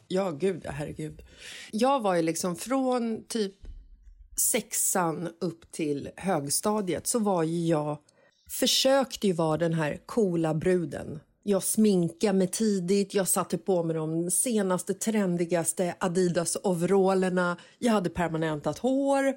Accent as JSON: {"language": "Swedish", "town": "Stockholm", "region": "Stockholm County", "country": "Sweden", "tie": "born or raised there", "said": "kanske tio år gammal så växte jag upp i Bagarmossen"}